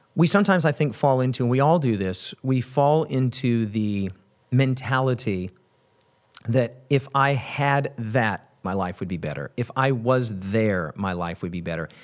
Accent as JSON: {"language": "English", "region": "Wyoming", "country": "United States", "tie": "born or raised there", "said": "my home state of Wyoming"}